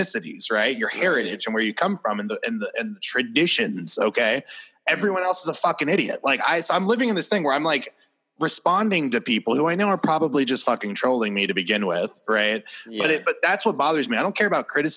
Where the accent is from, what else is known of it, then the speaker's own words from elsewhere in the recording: Puerto Rico; I'm Puerto Rican. I'm American and I'm Puerto Rican.